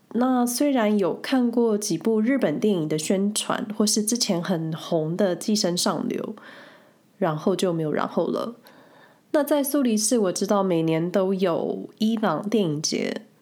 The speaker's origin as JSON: {"language": "Chinese", "country": "Taiwan", "moved": "yes", "lives_now": "Switzerland", "said": "身为台湾人的我"}